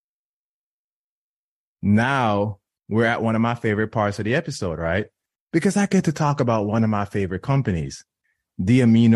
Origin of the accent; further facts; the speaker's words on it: Jamaica; I was born and raised in Jamaica